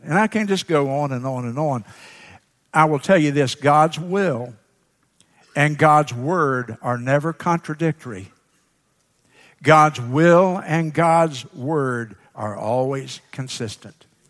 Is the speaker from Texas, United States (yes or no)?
no; Sumter, South Carolina, United States; graduate from Edmonds High School then in Sumter.